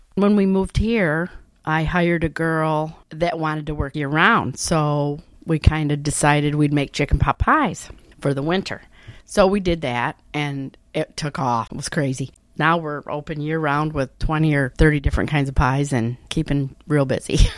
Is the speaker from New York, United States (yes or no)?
yes; Naples, New York, United States; from Naples, New York. I've lived here all my life